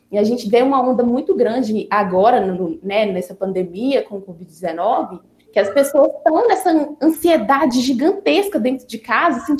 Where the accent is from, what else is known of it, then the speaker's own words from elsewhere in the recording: Teófilo Otoni, Minas Gerais, Brazil; Porque eu sou de Tioflotone, né? Então, eu sou do interior de Minas.